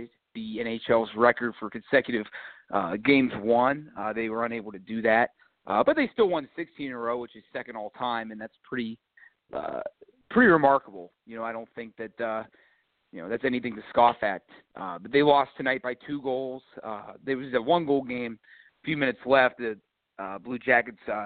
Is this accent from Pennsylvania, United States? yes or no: yes; Pittsburgh, Pennsylvania, United States; also born or lived in Columbus, Ohio; I'm from Pittsburgh